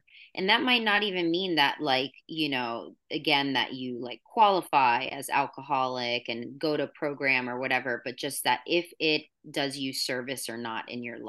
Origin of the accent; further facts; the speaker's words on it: New York, United States; So I come from New York and I was just like, screw you, I don't want